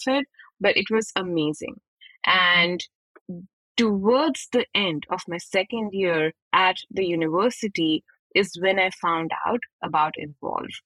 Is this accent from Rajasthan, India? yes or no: no; New Delhi, Delhi, India; moved away; I'm from India, as you can guess from my accent. I was born and brought up in the capital city of New Delhi